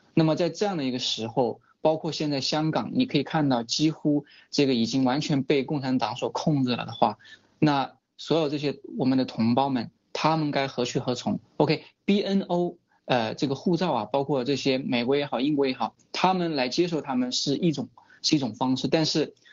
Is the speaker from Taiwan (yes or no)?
no; China; 我是中国人